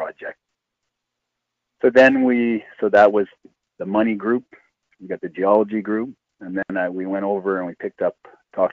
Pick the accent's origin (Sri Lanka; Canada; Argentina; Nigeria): Canada; Timmins, Ontario; I'm from Timmins